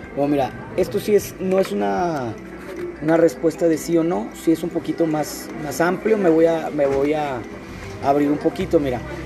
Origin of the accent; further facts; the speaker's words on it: Monterrey, Nuevo León, Mexico; moved away as an adult; now in Puebla, Mexico; yo soy de Monterrey